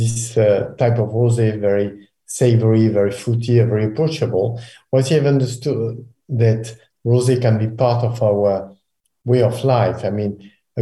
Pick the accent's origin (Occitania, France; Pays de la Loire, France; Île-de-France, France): Occitania, France; Pézenas; Pézenas, my hometown where I was born